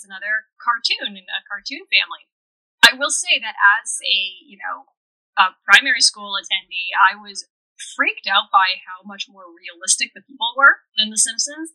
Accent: Canada; both of us being Canadian

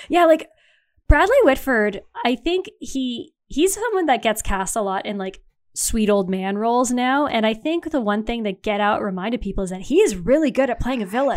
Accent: Canada

